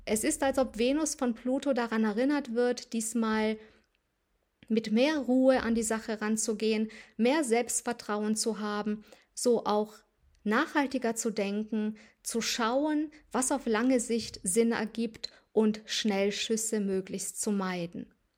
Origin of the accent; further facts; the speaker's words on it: Transylvania, near Sibiu, Sibiu County, Romania; moved away; in meine alte Heimat nach Rumänien Siebenbürgen reise, in die Nähe von Hermannstadt